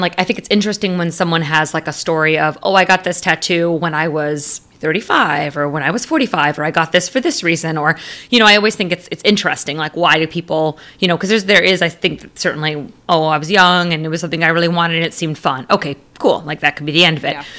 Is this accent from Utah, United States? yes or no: no; Arizona, United States; my roots growing up in Arizona